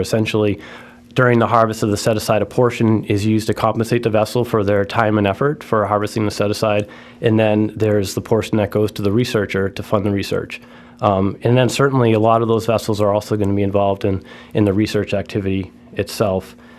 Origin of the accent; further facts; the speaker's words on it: Martha's Vineyard, Massachusetts, United States; I grew up in Martha's Vineyard.